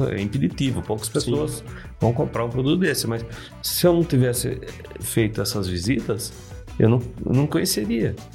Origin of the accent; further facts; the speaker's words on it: Brazil; Sou brasileiro, adoro o Brasil